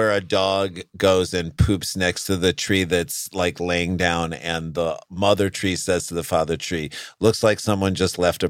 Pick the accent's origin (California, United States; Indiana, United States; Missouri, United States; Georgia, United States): Missouri, United States; St. Louis; We're from Missouri.